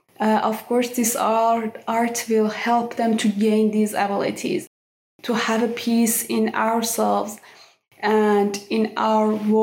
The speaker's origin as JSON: {"language": "English", "country": "Iran", "tie": "born or raised there", "said": "My favorite memories, I would say that I really miss those time when I was visiting Van."}